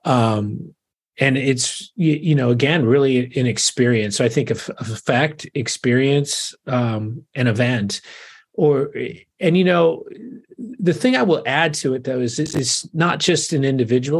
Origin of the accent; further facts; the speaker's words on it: Arizona, United States; moved away as an adult; now in Portland, United States; I'm originally from Arizona, moved here about 10 years ago